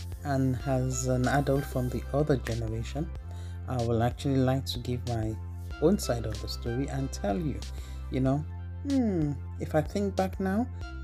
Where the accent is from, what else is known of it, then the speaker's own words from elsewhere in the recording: Nigeria; moved away as an adult; also born or lived in United Kingdom; Growing up in Nigeria as a young child, racism wasn't something that was discussed at all